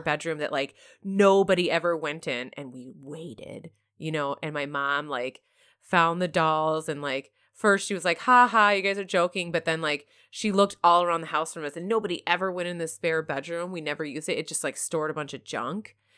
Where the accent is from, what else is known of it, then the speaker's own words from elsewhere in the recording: Michigan, United States; I grew up in Michigan